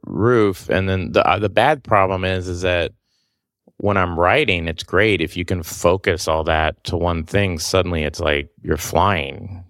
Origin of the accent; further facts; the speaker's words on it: Oklahoma, United States; moved away; I'm from Oklahoma